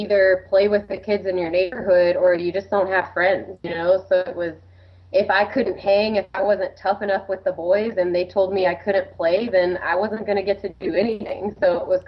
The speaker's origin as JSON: {"language": "English", "town": "Atlanta", "region": "Georgia", "country": "United States", "tie": "born or raised there", "said": "I grew up in Atlanta, Georgia, kind of a suburban neighborhood"}